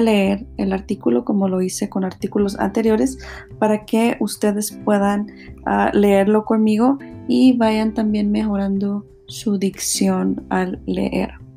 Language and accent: Spanish; Mexico; para los que somos mexicanos